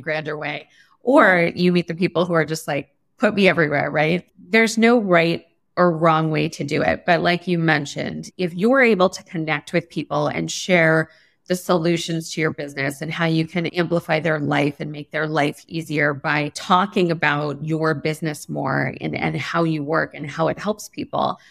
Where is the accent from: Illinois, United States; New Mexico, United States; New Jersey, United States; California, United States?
California, United States; Los Angeles; I was always obsessed growing up in Los Angeles with storytelling